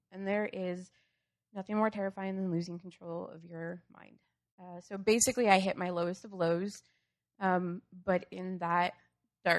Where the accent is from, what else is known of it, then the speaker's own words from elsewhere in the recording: Wisconsin, United States; moved away as an adult; now in Urbana-Champaign, United States; I grew up in Wisconsin